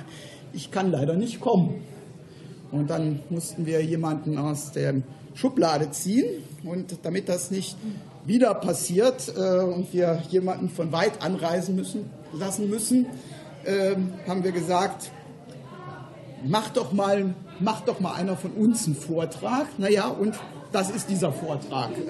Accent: Cologne, North Rhine-Westphalia, Germany; dass wir in Köln, wo ich herkomme, auch eine Regionalgruppe der GWUP haben.

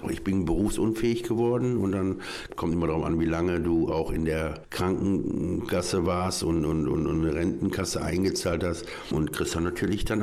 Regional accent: Duisburg, North Rhine-Westphalia, Germany; ich äh, bin ja aus Duisburg eigentlich geboren, aufgewachsen. Dann bin ich wegen dem Bergbau nochmal nach Neukirchen-Flühen gezogen

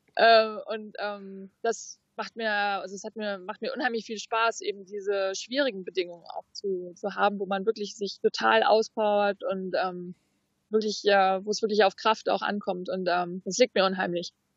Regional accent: Fuerteventura, Canary Islands, Spain; auf Fuerteventura, da haben wir einen Hafen, da ist eigentlich immer flaches Wasser und daneben ist Rocky Point. Das ist eigentlich so der Spot, wo ich angefangen habe mit, mit Wellenreiten, wo ich groß geworden bin auch

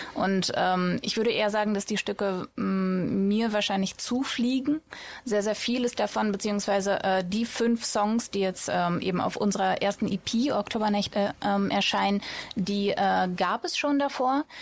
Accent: Sauerland, North Rhine-Westphalia, Germany; also born or lived in Russia / Bochum; ich bin im Sauerland aufgewachsen

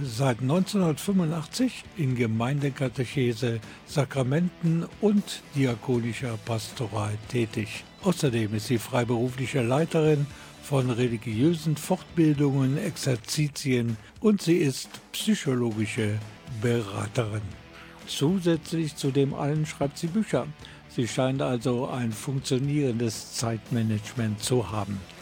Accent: Germany; bei uns in Deutschland

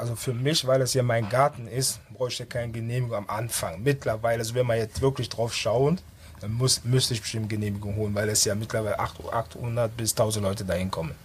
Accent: Düsseldorf, North Rhine-Westphalia, Germany; also born or lived in Ghana; Ich bin auf der Kiefernstraße auch aufgewachsen. Als ich 97, 87 nach Deutschland kam, haben meine Eltern dort gelebt

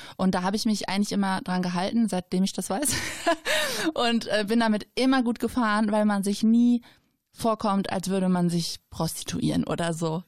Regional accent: Schwelm, North Rhine-Westphalia, Germany; also born or lived in Gevelsberg / Ennepetal; ich bin ein Kind des Ennepe-Ruhr-Kreises, äh, hier geboren, aufgewachsen, immer noch wohnend

